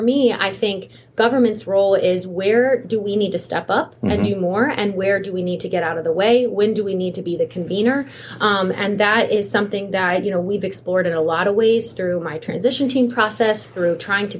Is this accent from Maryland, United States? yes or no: yes; Washington County, Maryland, United States; also born or lived in Frederick, Maryland; I am actually born and raised in Washington County, but I've lived in Maryland my entire life and been in Frederick for almost 20 years